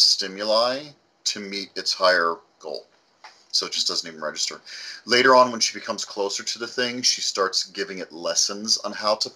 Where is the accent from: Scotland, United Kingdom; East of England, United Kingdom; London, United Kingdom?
Scotland, United Kingdom; now in United States; Scottish, we boiled everything.